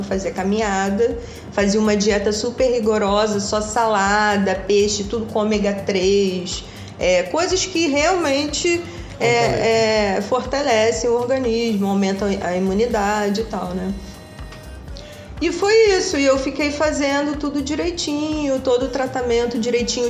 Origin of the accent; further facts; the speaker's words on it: Valença, Rio de Janeiro, Brazil; moved away as an adult; Eu fui criada em cidade do interior, em Valença